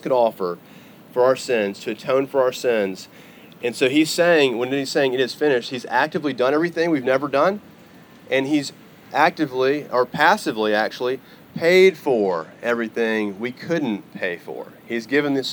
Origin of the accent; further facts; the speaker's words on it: Arkansas, United States; also born or lived in Texas; now in Oklahoma, United States; I am from Arkansas originally. Now I'm an Oklahoman